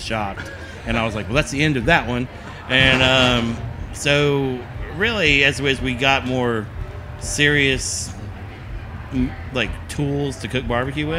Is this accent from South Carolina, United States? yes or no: no; Texas, United States; moved away as an adult; now in Atlanta, United States; We're originally from Texas